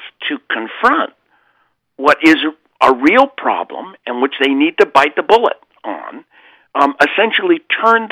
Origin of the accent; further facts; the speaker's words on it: California, United States; I'm from California